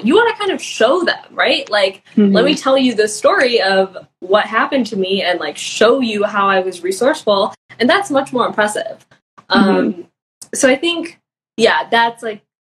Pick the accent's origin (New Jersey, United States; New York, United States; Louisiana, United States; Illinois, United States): Illinois, United States; Chicago; moved away as an adult; I grew up in Chicago